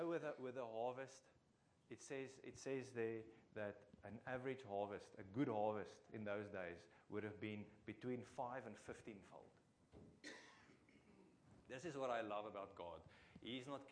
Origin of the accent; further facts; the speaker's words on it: Free State, South Africa; English is a second language; I'm from the Free State